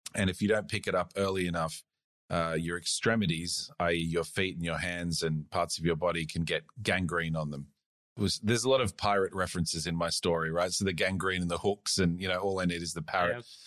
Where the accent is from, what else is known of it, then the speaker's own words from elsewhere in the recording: Australia; also born or lived in South Africa / United States; I moved here when I was about eight or something like that. I just went to high school